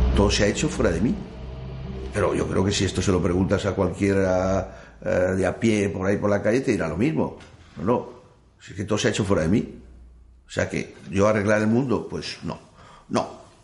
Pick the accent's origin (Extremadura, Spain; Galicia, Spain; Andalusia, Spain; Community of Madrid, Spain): Community of Madrid, Spain; Madrid; moved away as an adult; also born or lived in France; tengo la desgracia de haber nacido en Madrid